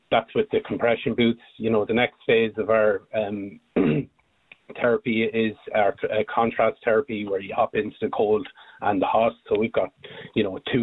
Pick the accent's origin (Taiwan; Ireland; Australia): Ireland; Multyfarnham, Leinster; We're both from Multifernan, County Westmeath